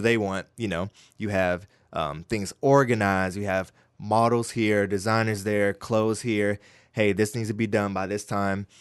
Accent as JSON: {"language": "English", "town": "Winston-Salem", "region": "North Carolina", "country": "United States", "tie": "born or raised there", "said": "growing up, born and raised in Winston-Salem"}